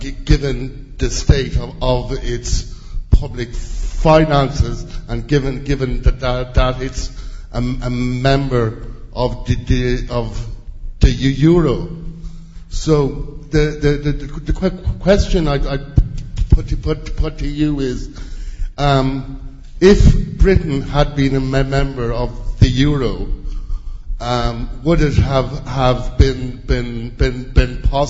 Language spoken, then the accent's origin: English; Ireland; moved away as an adult; now in United Kingdom; I'm Irish, but I've been living over here for 25 years